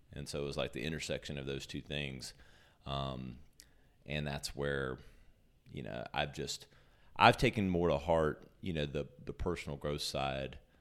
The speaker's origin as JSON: {"language": "English", "town": "Greenville", "region": "South Carolina", "country": "United States", "tie": "born or raised there", "also_born_or_lived": "New York", "said": "I'm from Greenville, born and raised"}